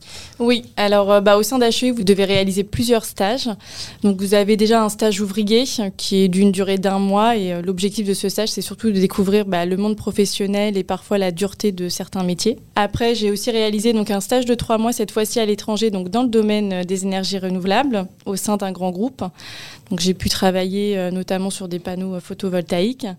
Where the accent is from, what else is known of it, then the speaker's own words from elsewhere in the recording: Paris region, Île-de-France, France; moved away; je suis originaire de la région, euh, parisienne, où j'y ai passé, euh, quelques années. Et après, mes parents ont pris le cap, euh, vers l'ouest.